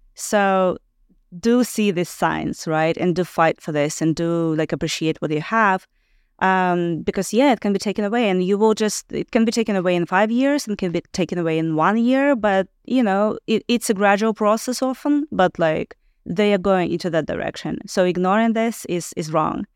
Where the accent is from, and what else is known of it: Belarus; moved away; also born or lived in Ukraine